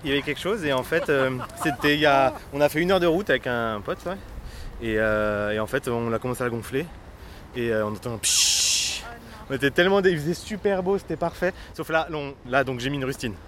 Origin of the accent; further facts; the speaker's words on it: Canal de l'Ourcq, Seine-Saint-Denis, Île-de-France, France; j'ai grandi sur le canal de l'Ourcq